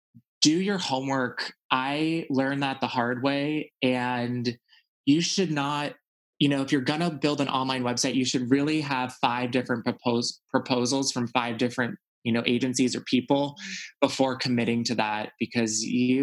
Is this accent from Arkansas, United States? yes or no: no; Texas, United States; For me, I think just growing up in Texas and being sort of, you know, I felt like for a long time, I really wasn't able to be myself.